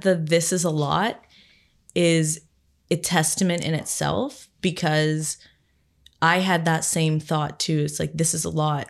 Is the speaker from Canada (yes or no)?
yes; Barrie, Ontario, Canada; my hometown in Barrie